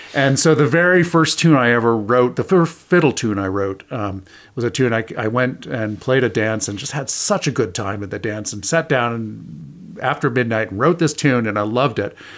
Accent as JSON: {"language": "English", "region": "Indiana", "country": "United States", "tie": "born or raised there", "said": "I grew up in Indiana"}